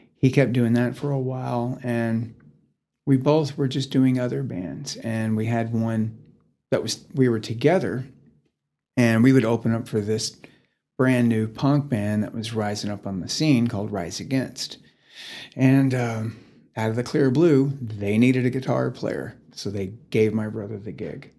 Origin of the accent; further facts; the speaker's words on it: Sherman, Texas, United States; also born or lived in Dallas, Texas; now in Amarillo, United States; I am from Sherman, Texas. It's about forty-five minutes north of Dallas